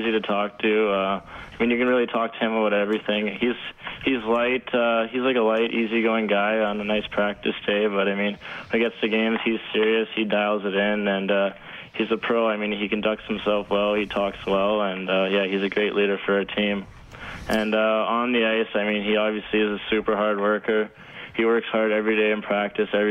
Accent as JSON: {"language": "English", "town": "Edmonton", "region": "Alberta", "country": "Canada", "tie": "born or raised there", "said": "being in my hometown, Rogers Place"}